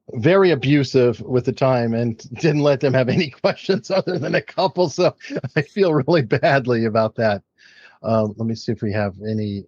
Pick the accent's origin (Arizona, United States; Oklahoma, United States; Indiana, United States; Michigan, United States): Arizona, United States; Tucson; I grew up in Tucson, Arizona